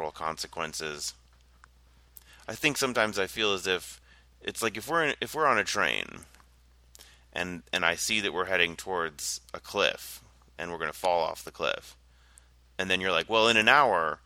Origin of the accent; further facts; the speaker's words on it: United States; I'm American